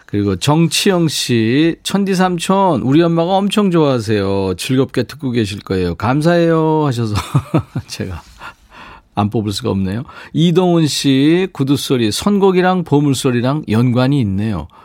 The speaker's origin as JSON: {"language": "Korean", "town": "Yeongju", "region": "North Gyeongsang", "country": "South Korea", "tie": "born or raised there", "said": "5261님도 저도 고향이 영주예요."}